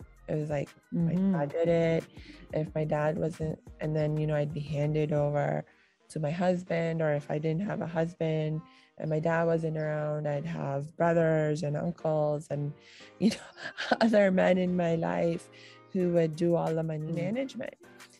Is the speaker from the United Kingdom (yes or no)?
no; India; also born or lived in Pakistan; And certainly the way it used to be traditionally, and when I was growing up in India and Pakistan, that was back in the 80s and 90s, you know, and my family was fairly traditional in our lifestyle.